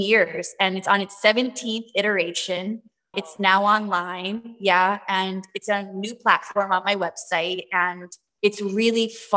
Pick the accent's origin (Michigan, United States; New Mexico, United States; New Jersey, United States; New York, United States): New York, United States; New York City; moved away; I went back to my roots from the Bronx, born in New York